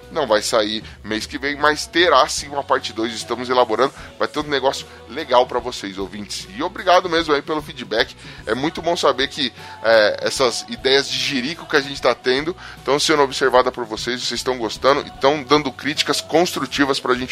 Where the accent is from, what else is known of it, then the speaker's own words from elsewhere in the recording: Paulo Afonso, Bahia, Brazil; na minha cidade natal, Paulo Afonso, sei lá onde é isso, quando alguém vai para Aracaju, o pessoal tem o costume de dizer que foi para o BTN 4. É, BTN é um complexo de bairros de Paulo Afonso